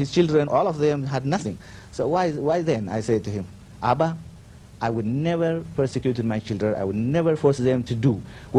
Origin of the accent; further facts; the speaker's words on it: Ethiopia; as I come from Ethiopia.